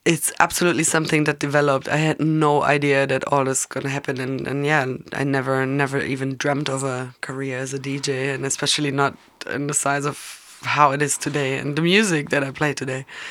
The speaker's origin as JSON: {"language": "English", "town": "Munich", "region": "Bavaria", "country": "Germany", "tie": "born or raised there", "said": "I'm born and raised in Munich"}